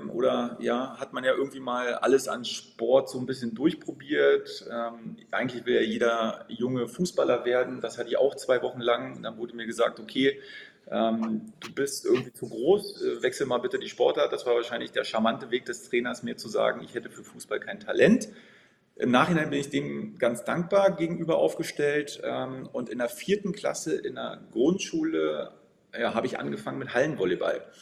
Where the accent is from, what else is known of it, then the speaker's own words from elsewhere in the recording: Potsdam, Brandenburg, Germany; now in Berlin, Germany; Ich komme gebürtig aus Potsdam, aus äh, der schönen Landeshauptstadt äh